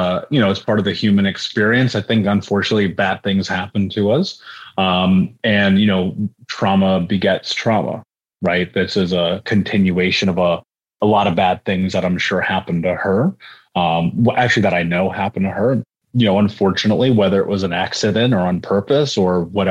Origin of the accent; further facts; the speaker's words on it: Indianapolis, Indiana, United States; I grew up in Indianapolis